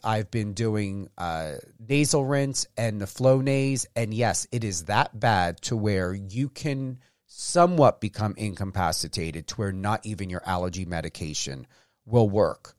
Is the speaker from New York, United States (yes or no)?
yes; East Coast, New York area, United States; moved away as an adult; now in Las Vegas, United States; I'm from the East Coast. We have pine trees